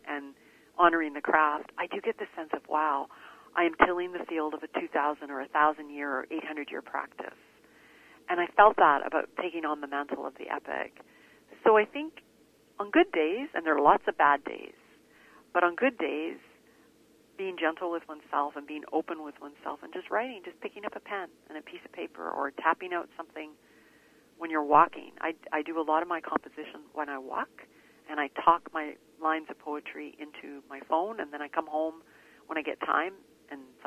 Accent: Canada; also born or lived in India; I was born in India, came to Canada as a young girl

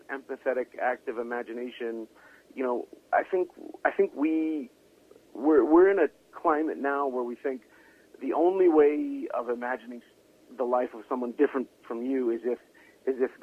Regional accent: Vancouver, British Columbia, Canada; born and bred in Vancouver

